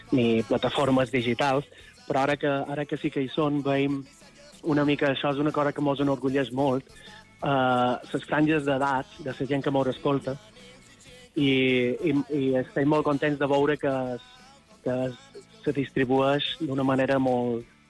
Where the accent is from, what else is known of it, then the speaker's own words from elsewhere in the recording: Son Servera, Balearic Islands, Spain; nosaltres som de Son Cervera, de Llevant mallorquí, i allà en el litoral de Son Cervera, la joia de la corona és una petita cala que seria Esport Nou, que és on nosaltres vàrem passar la infància